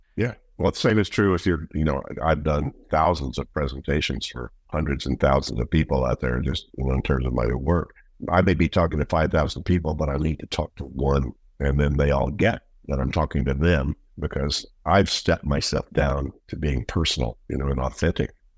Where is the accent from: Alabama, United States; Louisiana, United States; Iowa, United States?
Louisiana, United States; Shreveport; now in Netherlands; I grew up in Shreveport